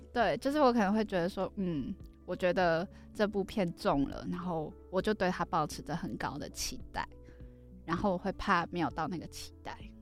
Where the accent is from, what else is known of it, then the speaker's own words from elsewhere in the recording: Kaohsiung, Taiwan; moved away; 我是高雄人